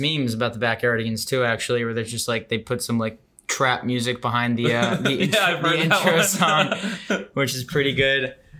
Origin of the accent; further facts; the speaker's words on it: Chappaqua, New York, United States; I'm originally from New York, Westchester, New York, Chappaqua, which is home to the Clintons.